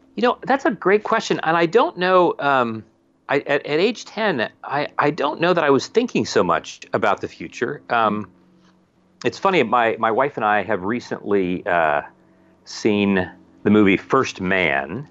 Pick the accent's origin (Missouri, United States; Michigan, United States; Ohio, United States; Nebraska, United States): Ohio, United States; also born or lived in Wheeling, West Virginia; now in Virginia, United States; I was born in Wheeling, West Virginia, right across the river, practically, from where I actually, where, from where I grew up in Ohio